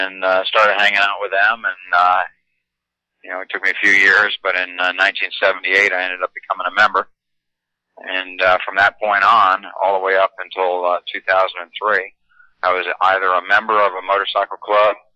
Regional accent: North Branford, Connecticut, United States; I grew up in North Brantford.

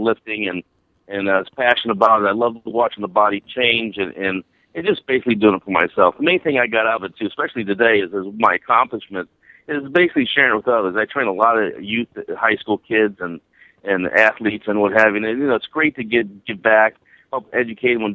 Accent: Akron, Ohio, United States; I'm an Akron boy. I'm from Akron, Ohio.

